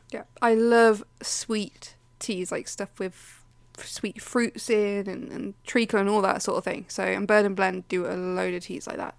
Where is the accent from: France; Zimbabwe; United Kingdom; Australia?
United Kingdom; Leicester, East Midlands; I'm from the Midlands, I'm from Leicester